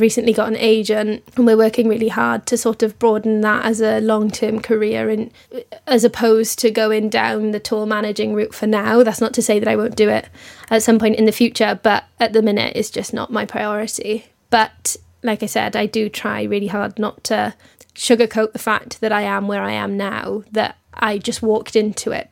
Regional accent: Wales, United Kingdom; moved away as an adult; also born or lived in London; I'm originally from Wales, and I moved to London, obviously, to come to I C M P

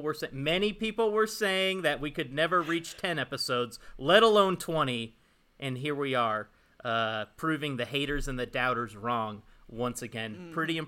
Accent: California, United States; moved away as an adult; also born or lived in Chicago; I am from California, born and raised, and I am now back in California where I belong. But there was a 5-year stretch of time where I did live in Chicago.

